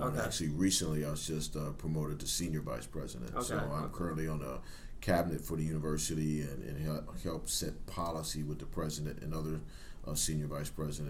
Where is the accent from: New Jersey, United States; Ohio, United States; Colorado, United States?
Ohio, United States; Cleveland; moved away as an adult; also born or lived in Arizona; growing up in Cleveland, Ohio, in the city